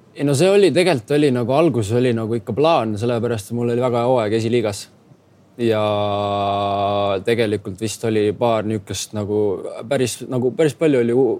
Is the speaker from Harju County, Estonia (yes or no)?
yes; Tallinn, Harju County, Estonia; now in Pesaro, Italy; küsis, kust sa pärit oled. siis ma ütlesin Tallinnast.